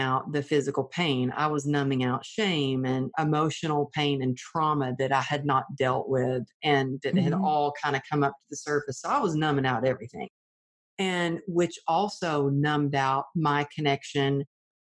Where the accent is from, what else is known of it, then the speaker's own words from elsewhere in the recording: Texas, United States; I grew up in the Bible Belt of Texas